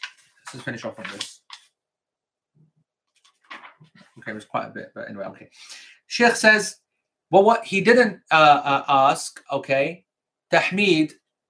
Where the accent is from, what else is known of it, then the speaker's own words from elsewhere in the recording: Croydon, London, United Kingdom; South London, because I'm from Croydon.